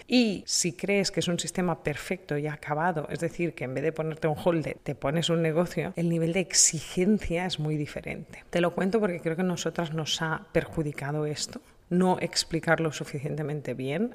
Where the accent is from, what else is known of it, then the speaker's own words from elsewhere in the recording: Spain; en mi país, en España